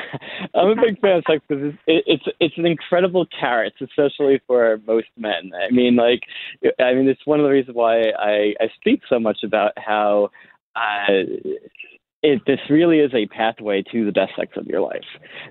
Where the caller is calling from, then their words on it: San Diego, California, United States; I live in the San Diego region, but I'm actually in the midst of relocating to Bali for the rest of the year.